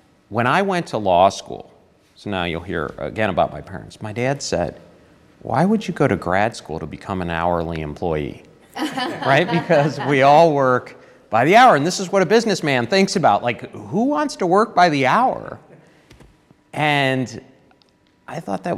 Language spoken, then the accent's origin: English; Toledo, Ohio, United States; moved away; also born or lived in Detroit, Michigan / Eastern Kentucky; It was a wonderful place, Toledo, Ohio. I loved growing up there